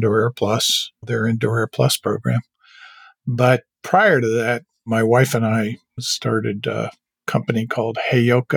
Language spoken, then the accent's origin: English; New York City, New York, United States; also born or lived in Syracuse, New York / Labrador; I grew up in Manhattan, went to boarding schools and off to Syracuse University